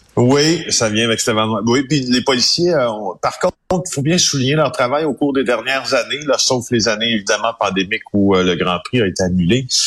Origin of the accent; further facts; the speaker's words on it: Ville-Marie, Quebec, Canada; parlons d'Abitibi-Témiscamingue parce que c'est là où c'est là où ça se passe, qui, est ma région natale